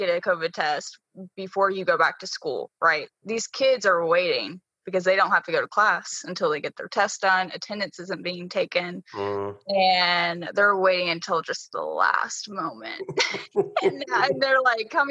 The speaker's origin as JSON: {"language": "English", "town": "Hoover", "region": "Alabama", "country": "United States", "tie": "born or raised there", "said": "I grew up in Hoover. So I went to Hoover High School, graduated 2015."}